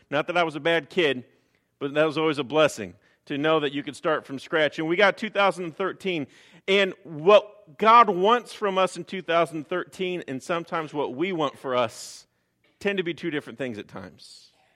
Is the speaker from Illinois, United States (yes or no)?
yes; Chicago, Illinois, United States; moved away; I'm originally from Chicago, so I tend to talk a little fast.